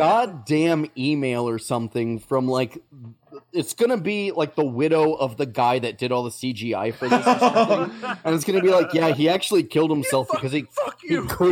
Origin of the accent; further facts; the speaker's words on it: United States; We're American.